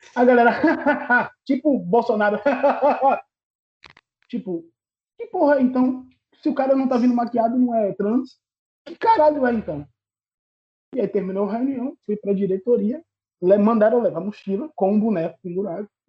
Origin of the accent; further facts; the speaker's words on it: Salvador, Bahia, Brazil; also born or lived in Irará, Bahia; now in Feira de Santana, Brazil; eu sou de Salvador, vivi em Salvador até os meus 11 anos e me mudei para o interior da Bahia, uma cidade chamada Irará